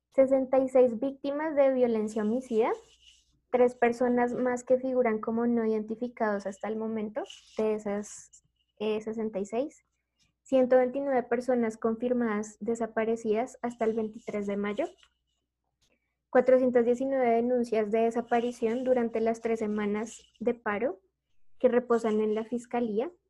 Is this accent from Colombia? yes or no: yes; Colombia